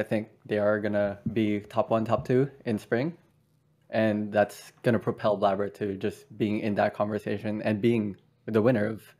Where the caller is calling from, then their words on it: San Francisco, California, United States; Hello, I'm calling from San Francisco.